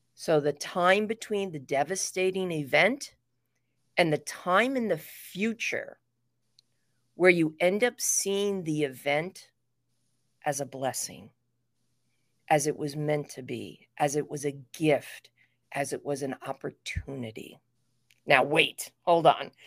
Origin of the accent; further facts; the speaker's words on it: New York City, New York, United States; I was, uh, raised in New York City